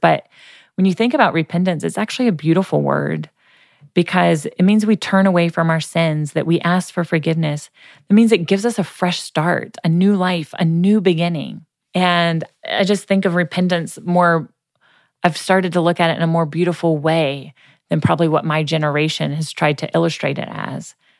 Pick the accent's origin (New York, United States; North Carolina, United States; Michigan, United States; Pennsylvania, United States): North Carolina, United States; Boone; Appalachian State University, which is in my hometown of Boone, North Carolina